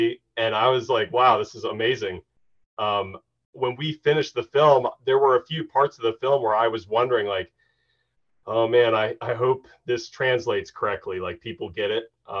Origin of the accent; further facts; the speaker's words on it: Lancaster, Pennsylvania, United States; Lancaster, Pennsylvania. That's my hometown